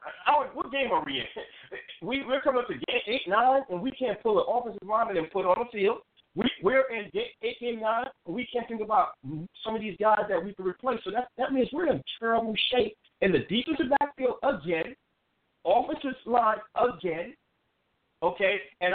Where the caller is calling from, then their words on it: New Jersey, United States; I'm calling from Jersey, so I might have a little bit more insight.